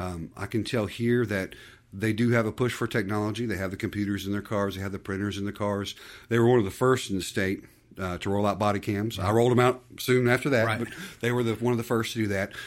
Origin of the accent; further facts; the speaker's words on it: Conyers, Georgia, United States; also born or lived in Decatur, Georgia; I was born in Decatur